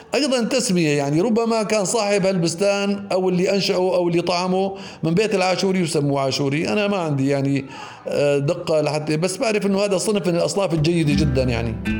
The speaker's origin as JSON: {"language": "Arabic", "town": "Deir Sita", "region": "Idlib Governorate", "country": "Syria", "tie": "born or raised there", "also_born_or_lived": "Aleppo", "moved": "yes", "said": "نحن يوم كنا صغار ضيعتنا ما كان فيها مدرسه فكنا نضطر ننزل على مدارس اخرى مثل مدرسه حربنوش مثل كفر عروق درسنا الاعداديه بمدرسه كله ثم الثانويه بمعره مصرين"}